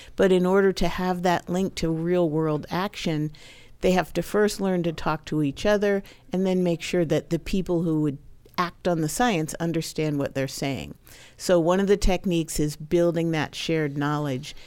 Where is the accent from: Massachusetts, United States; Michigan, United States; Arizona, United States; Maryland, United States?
Maryland, United States; moved away; I grew up in Maryland